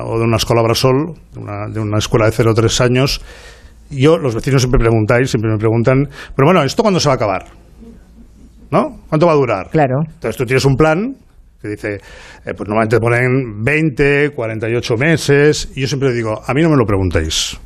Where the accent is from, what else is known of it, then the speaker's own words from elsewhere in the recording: Barcelona, Catalonia, Spain; los catalanes y los barceloneses tenemos muchos lados de amistad